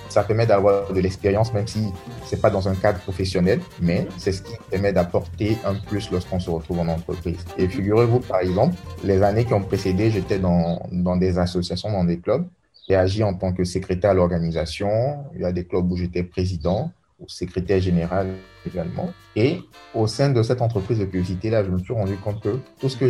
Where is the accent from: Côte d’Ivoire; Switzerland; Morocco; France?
Côte d’Ivoire; Je suis ivoirien. Voilà, j'ai grandi en Côte d'Ivoire